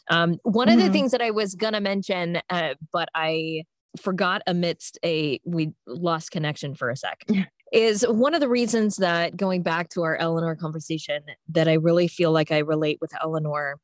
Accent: the South, United States; I grew up in the South

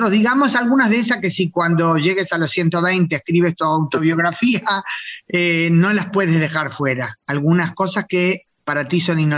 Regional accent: Israel; Sí, sí, nací en Israel

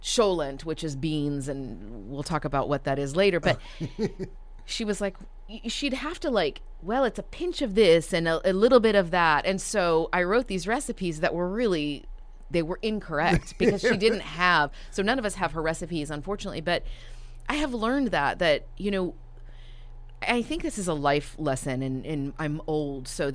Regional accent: Dallas, Texas, United States; also born or lived in Toronto, Canada; I have lived here since I was about 5.5, 6 years old

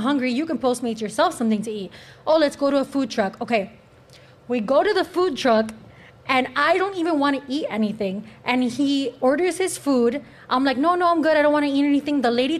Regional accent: United States; born there; I was born in America.

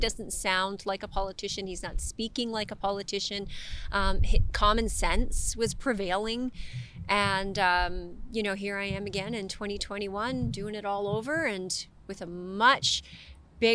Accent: Canada; You know, I am Canadian. I'm not afraid.

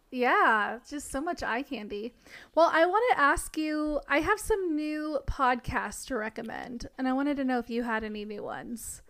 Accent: Tennessee, United States; living in a small town in Tennessee when I was going to high school

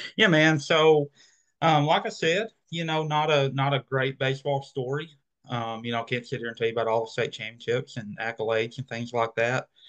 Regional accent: Arkansas, United States; going back to my hometown

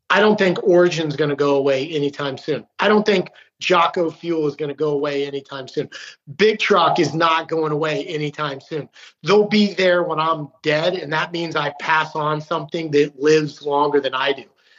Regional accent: Utah, United States; born there; now in Maryland, United States; And that's funny being from, you know, living in Maryland. And, you know, but I was born in Utah. My dad's from Great Falls, Montana. My grandfather was from Fairbanks, and then he actually moved to New York City.

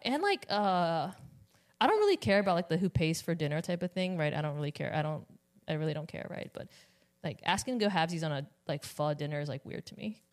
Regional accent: Richmond, Virginia, United States; I'm from Richmond

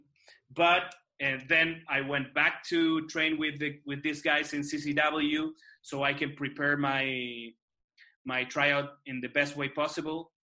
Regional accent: Santiago, Santiago Metropolitan Region, Chile; Chile, Santiago de Chile, my hometown

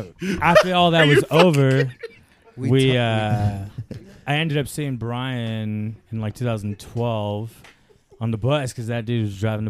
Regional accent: Central California, United States; I'm originally from Central California.

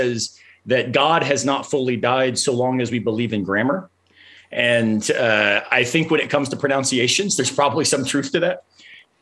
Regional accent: the South, United States; I'm from the South.

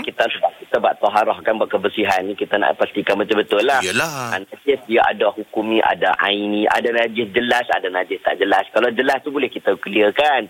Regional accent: Penang, Malaysia; saya orang Penang

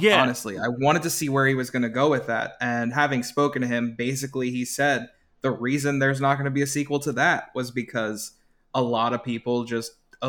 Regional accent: Holliston, Massachusetts, United States; growing up in Adam's hometown of Holliston, basically.

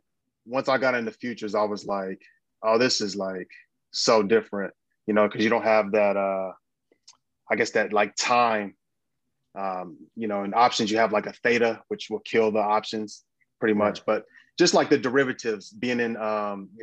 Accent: Dayton, Ohio, United States; now in Los Angeles, United States; I'm from Dayton, Ohio. And then, but I live

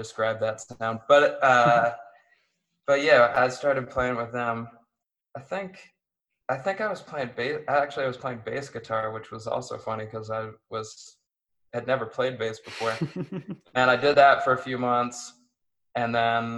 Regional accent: Erie, Pennsylvania, United States; where I grew up in Erie

